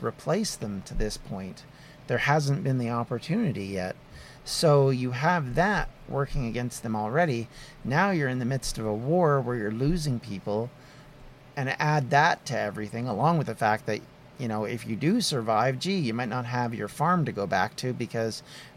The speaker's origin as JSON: {"language": "English", "country": "Canada", "said": "as a Canadian"}